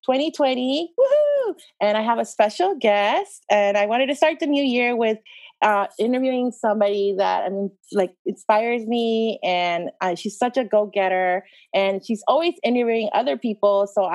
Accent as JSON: {"language": "English", "country": "El Salvador", "tie": "born there", "said": "Like for me growing up, I was born in El Salvador, but I really didn't get a chance to go, even young, go back and forth, maybe just once or twice because it's so expensive."}